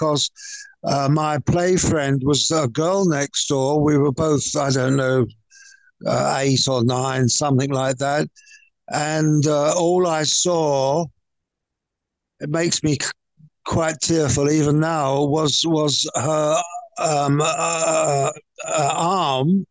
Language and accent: English; London, United Kingdom; being a Cockney boy